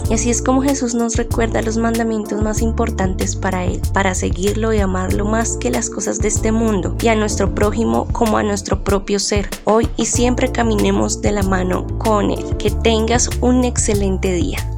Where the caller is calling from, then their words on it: Bogotá, Colombia; quiero compartirles que les hablo desde la ciudad de Bogotá